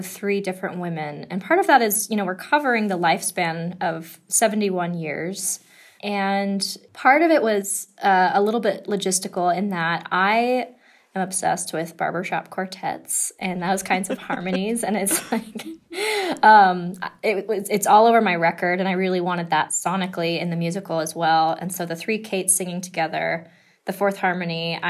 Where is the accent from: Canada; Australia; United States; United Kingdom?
United States; Denver, Colorado; I grew up in Denver, and, like, my dad was a mailman.